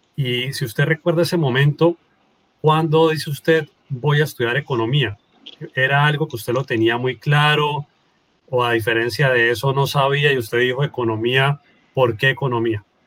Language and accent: Spanish; Norte de Santander, Colombia